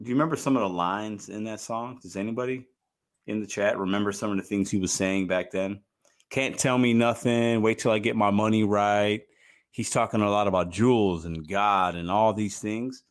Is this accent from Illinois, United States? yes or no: yes; Chicago, Illinois, United States; also born or lived in Puerto Rico; now in St. Louis, United States; I'm from Chicago, but I live in Saint Louis.